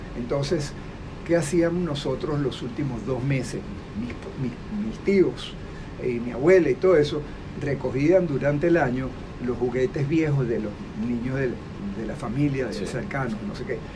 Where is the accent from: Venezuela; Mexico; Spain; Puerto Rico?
Venezuela; also born or lived in Boston, United States; yo me vine a Venezuela